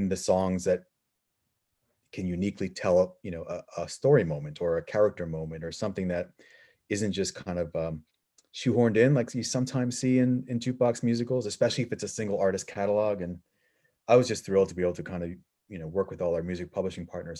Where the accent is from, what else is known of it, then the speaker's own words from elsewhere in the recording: New York, United States; being a New Yorker